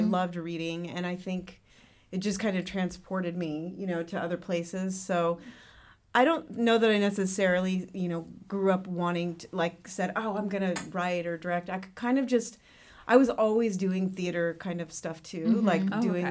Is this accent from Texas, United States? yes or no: no; Raleigh, North Carolina, United States; moved away as an adult; now in Los Angeles, United States; I grew up in Raleigh, North Carolina